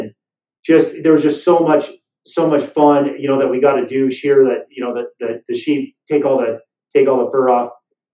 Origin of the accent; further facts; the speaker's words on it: Las Vegas, Nevada, United States; moved away; I grew up in Las Vegas, Nevada, and from the time I was about 4 or 5 years old or so, I moved to Las Vegas